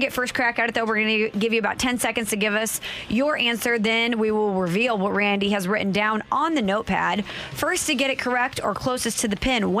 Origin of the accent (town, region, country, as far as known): Belleville, Illinois, United States